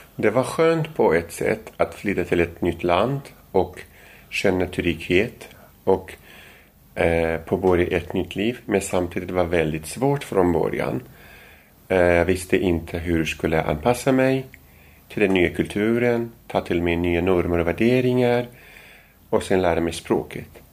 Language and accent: Swedish; Kurdistan Region, Iraq; Swedish is a second language; now in Sweden; Jag kommer från norra Irak, den regionen som heter Kurdistan